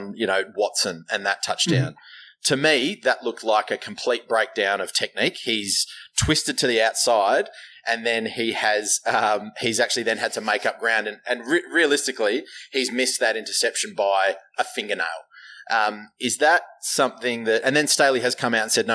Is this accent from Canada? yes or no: no; Australia; we're Australian